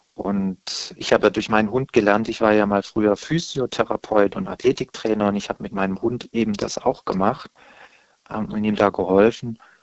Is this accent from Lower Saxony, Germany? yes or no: no; Stuttgart area, Baden-Württemberg, Germany; moved away; also born or lived in Saarland / Berlin; dann bin ich ja im Stuttgarter Raum geboren